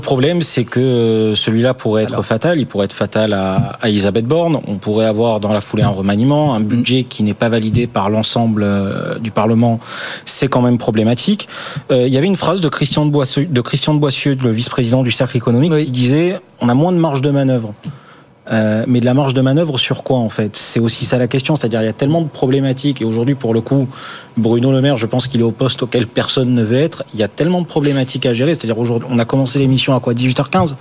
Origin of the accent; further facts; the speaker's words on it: Marseille, Provence-Alpes-Côte d'Azur, France; je suis marseillais